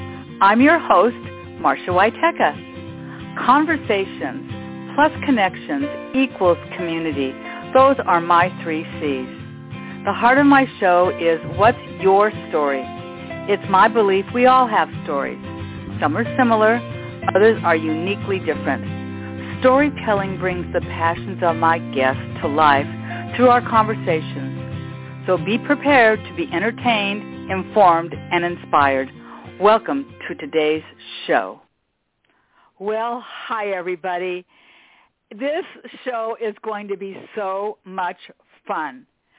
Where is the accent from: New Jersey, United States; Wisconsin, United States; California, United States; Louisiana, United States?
California, United States; Los Angeles; the community of Westchester that we called home, which is Westchester, just for those that may be listening that don't know, this is not the Westchester in New York. This is the Westchester within the city of Los Angeles.